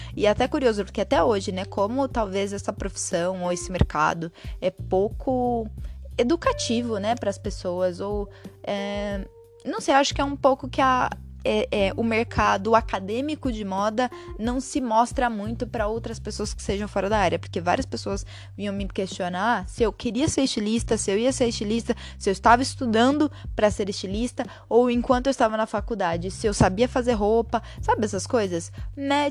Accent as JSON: {"language": "Portuguese", "town": "Monte Alegre do Sul", "region": "São Paulo", "country": "Brazil", "tie": "born or raised there", "also_born_or_lived": "São Bernardo do Campo", "lives_now": "Amparo, Brazil", "said": "eu saí de São Paulo e vim morar em Amparo, que é a cidade que fica ao lado da cidade onde eu cresci, que foi Monte Alegre do Sul"}